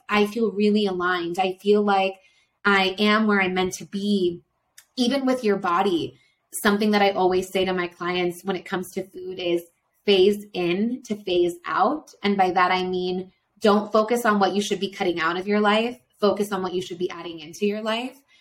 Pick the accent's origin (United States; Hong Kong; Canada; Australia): United States; Florida; now in Quito, Ecuador; I'm from Florida